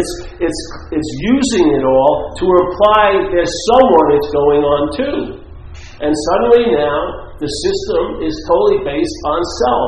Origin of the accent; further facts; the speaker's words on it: New York City, New York, United States; where I grew up, near where I grew up, Franklin Square in Queens